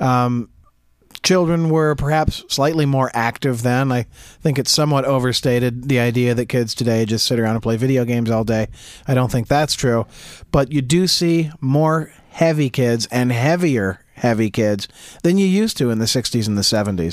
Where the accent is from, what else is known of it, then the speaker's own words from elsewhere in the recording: Jackson, United States; growing up in Jackson on the north side of town, uh, my dad had a house that was actually surrounded on three sides by cornfields